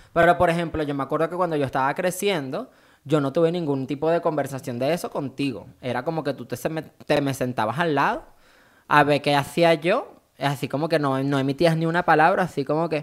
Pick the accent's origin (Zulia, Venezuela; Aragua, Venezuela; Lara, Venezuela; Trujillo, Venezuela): Aragua, Venezuela; Maracay; moved away; also born or lived in San Fernando; Yo nací en Maracay